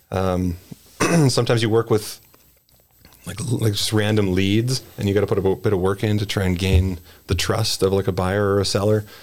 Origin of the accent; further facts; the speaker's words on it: Edmonton, Alberta, Canada; I grew up in the West End, lived in St. Albert, had to move to the center